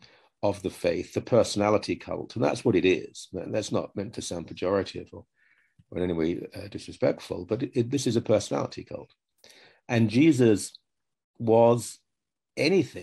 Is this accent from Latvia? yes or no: no; United Kingdom; moved away; I'm 63, growing up in Britain